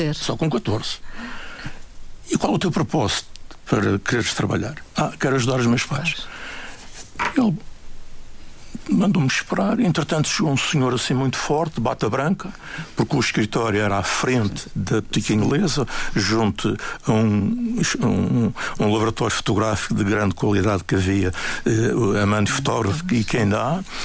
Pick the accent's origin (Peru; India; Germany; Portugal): Portugal; Funchal, Madeira; also born or lived in Queimadas, Santana, Madeira; eu nasci nas Queimadas, no Conselho de Santana, um dos muitos lugares idílicos da Madeira. E quando os meus pais vêm para o Funchal, eh, eu estava com um pouco mais de sete anos